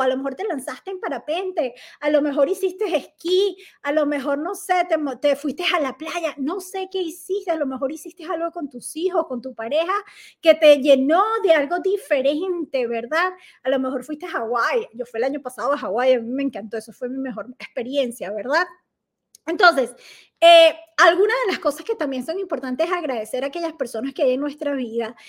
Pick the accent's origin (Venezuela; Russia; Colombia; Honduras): Venezuela; moved away as an adult; hacía bailoterapia en Venezuela, era instructora de bailoterapia en mi país